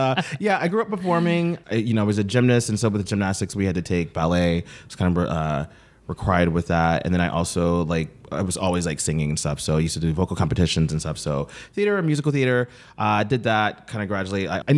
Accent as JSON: {"language": "English", "town": "Brooklyn", "region": "New York", "country": "United States", "tie": "born or raised there", "also_born_or_lived": "Atlanta / London", "said": "So yeah, so I grew up performing"}